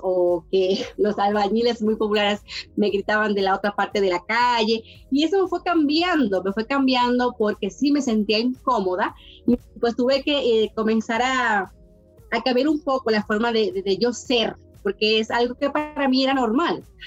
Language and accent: Spanish; Dominican Republic; moved away as an adult; now in Mexico; Yo vengo de un país eh, muy caluroso, República Dominicana, en el Caribe